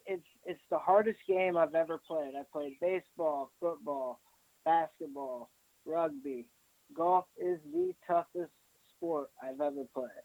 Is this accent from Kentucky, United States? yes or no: no; Dayton, Ohio, United States; like the mom and pop deals around here in Dayton.